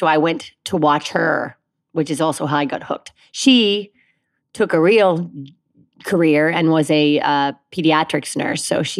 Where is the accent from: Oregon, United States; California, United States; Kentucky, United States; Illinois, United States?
Kentucky, United States; Fort Mitchell; moved away; Fort Mitchell, Kentucky.